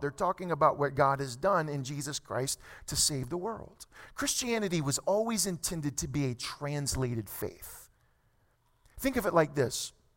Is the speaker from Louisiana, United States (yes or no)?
yes; South Louisiana, United States; moved away as an adult; now in California, United States; My family and I, we moved here to California roughly almost two years ago. We're from South Louisiana.